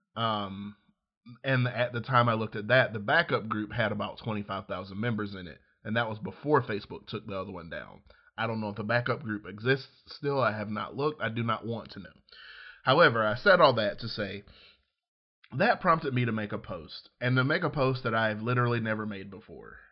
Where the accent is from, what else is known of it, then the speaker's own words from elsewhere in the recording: Georgiana, Alabama, United States; moved away; I was growing up in, in, in Georgiana, Alabama